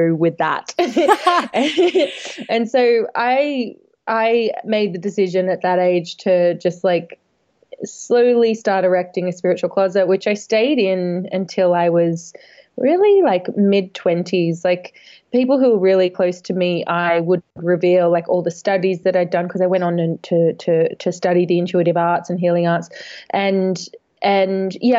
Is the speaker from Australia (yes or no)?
yes; Australia; moved away as an adult; now in London, United Kingdom; I'm from Australia originally. I've lived over in London about 10 years now, maybe a bit longer now